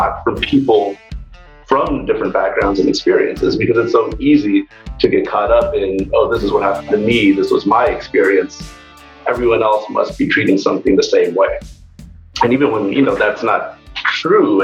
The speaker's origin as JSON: {"language": "English", "area": "outside of the San Diego area", "region": "Southern California", "country": "United States", "tie": "born or raised there", "also_born_or_lived": "Cambridge, Massachusetts", "moved": "as an adult", "said": "Grew up in Southern California, originally outside of the San Diego area, where was raised by my single mom"}